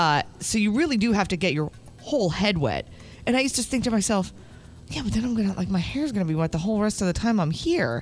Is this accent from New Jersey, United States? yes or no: yes; New Jersey, United States; when I grew up in New Jersey.